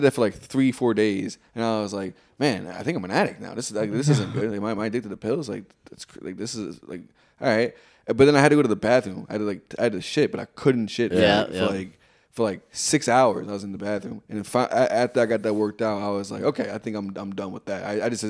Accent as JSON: {"language": "English", "country": "Jamaica", "said": "and I'm Jamaican."}